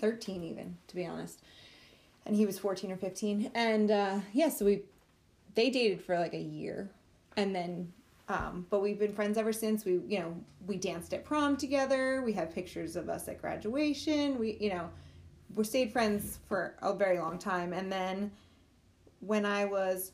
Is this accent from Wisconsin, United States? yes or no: no; Northport, New York, United States; Chris and I are both from Northport.